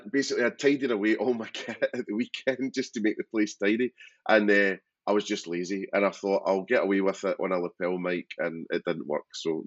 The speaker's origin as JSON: {"language": "English", "area": "Kilwinning area", "region": "Scotland", "country": "United Kingdom", "moved": "yes", "lives_now": "Brighton, United Kingdom", "said": "so I'm Ayrshire, so west of Scotland."}